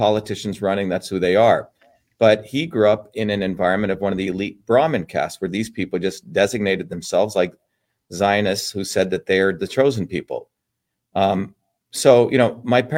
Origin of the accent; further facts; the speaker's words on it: New Jersey, United States; So I'm from Jersey too